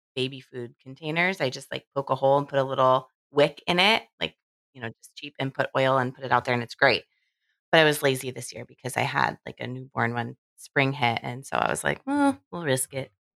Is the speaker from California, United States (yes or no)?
yes; Southern California, United States; I'm from Southern California